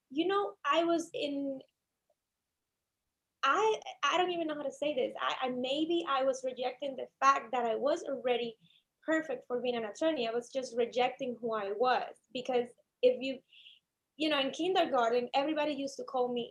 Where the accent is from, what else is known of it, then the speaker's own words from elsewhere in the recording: Cuba; But I hated it. I hated law in Cuba every single day. I practiced for about 10 months.